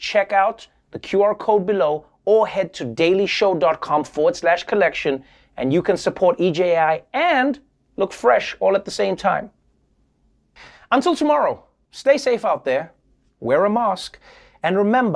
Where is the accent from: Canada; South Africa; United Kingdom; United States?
South Africa; a South African